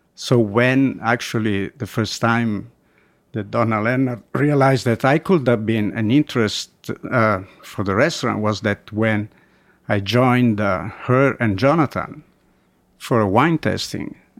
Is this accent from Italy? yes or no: yes; Umbria, Italy; born or raised there; English is a second language; moved away as an adult; also born or lived in Germany; now in New York City, United States